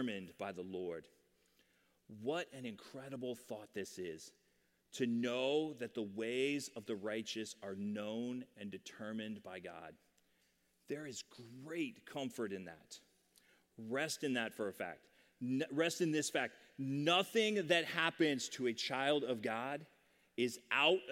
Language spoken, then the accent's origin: English; Sterling, Virginia, United States; I grew up in Sterling, Virginia